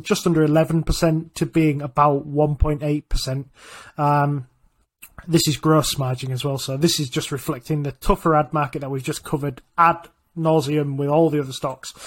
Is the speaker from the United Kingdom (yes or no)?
yes; Yorkshire and the Humber, United Kingdom; I'm from Yorkshire